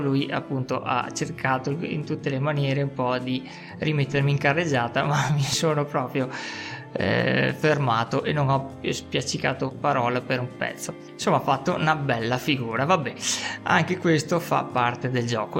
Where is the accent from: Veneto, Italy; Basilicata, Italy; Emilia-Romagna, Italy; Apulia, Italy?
Veneto, Italy; accent: spiccatamente veneto; del mio accento spiccatamente veneto